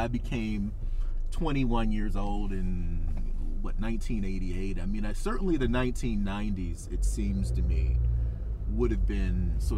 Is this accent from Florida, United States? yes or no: no; Detroit, Michigan, United States; in Detroit, my hometown